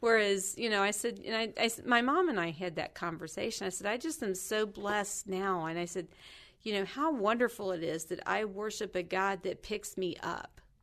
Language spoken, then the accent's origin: English; Kentucky, United States; I grew up in Kentucky